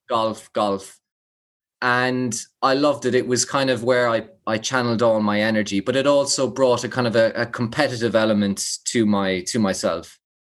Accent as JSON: {"language": "English", "town": "Limerick", "region": "Munster", "country": "Ireland", "tie": "born or raised there", "said": "growing up in Limerick"}